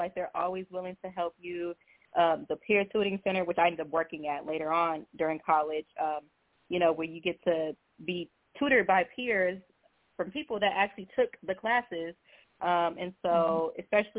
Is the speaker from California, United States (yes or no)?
no; Houston, Texas, United States; also born or lived in Beaumont, Texas / New Mexico; So I was actually born in Beaumont, but then I lived in Houston, like, when I was a kid. And then I moved to New Mexico for, like, 8 years